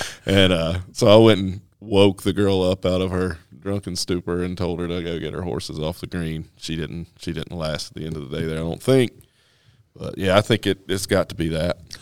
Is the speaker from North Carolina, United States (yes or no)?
yes; northwest North Carolina, United States; moved away as an adult; also born or lived in Michigan; grew up in the northwest corner of North Carolina